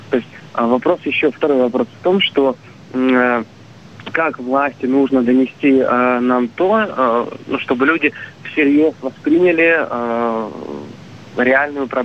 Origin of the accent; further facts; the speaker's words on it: Crimea, Ukraine; А, да, мне 25 лет. А, я из Крыма, город Тимир.